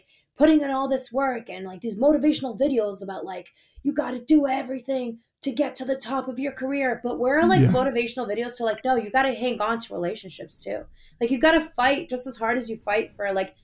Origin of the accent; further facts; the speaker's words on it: Boston, Massachusetts, United States; I'm from Boston